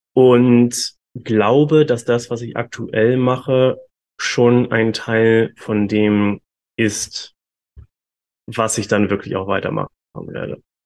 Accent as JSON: {"language": "German", "region": "Hamburg", "country": "Germany", "moved": "as an adult", "lives_now": "Bali, Indonesia", "said": "Ich komme ursprünglich aus Deutschland tatsächlich. Ich komme aus Hamburg"}